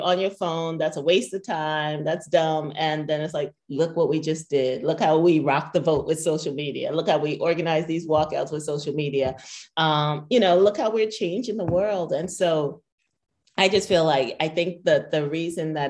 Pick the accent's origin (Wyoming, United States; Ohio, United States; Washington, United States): Ohio, United States; Columbus; It's in Columbus. It's in my hometown.